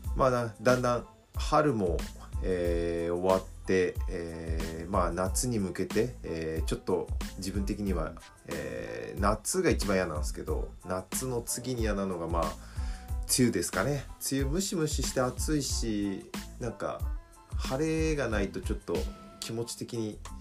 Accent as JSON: {"language": "Japanese", "town": "Yokohama", "region": "Kanagawa", "country": "Japan", "tie": "born or raised there", "said": "生まれは横浜市"}